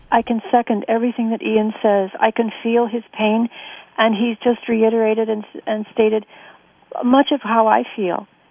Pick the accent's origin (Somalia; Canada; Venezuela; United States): Canada; also born or lived in England; I'm Canadian